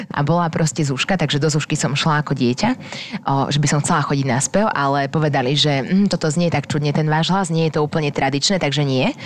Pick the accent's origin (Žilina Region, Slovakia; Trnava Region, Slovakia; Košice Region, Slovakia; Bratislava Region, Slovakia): Trnava Region, Slovakia; Dunajská Streda; accent: slight Hungarian accent; also born or lived in England; ja som z Donetskej stredy